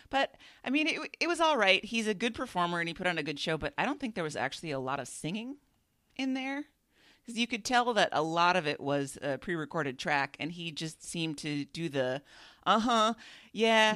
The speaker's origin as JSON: {"language": "English", "region": "Minnesota", "country": "United States", "tie": "born or raised there", "said": "it was in my hometown"}